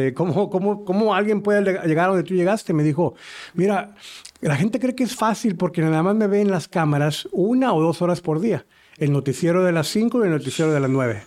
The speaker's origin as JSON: {"language": "Spanish", "country": "Uruguay", "moved": "yes", "said": "yo vengo de Uruguay"}